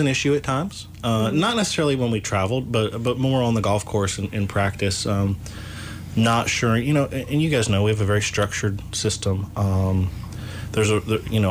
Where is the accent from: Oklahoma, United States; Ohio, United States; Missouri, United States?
Ohio, United States; now in Kentucky, United States; I'm from Ohio originally, but I've been in Kentucky, since 98.